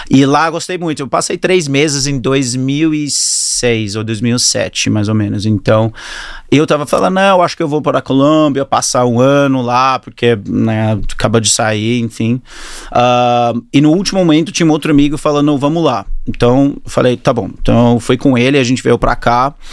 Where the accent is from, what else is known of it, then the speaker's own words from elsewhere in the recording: Australia; Portuguese is a second language; also born or lived in Auckland, New Zealand; É, nasci na Nova Zelândia, no Auckland, e mudei para a Austrália com 10 anos de idade. Meu pai preferiu muito mais a Austrália.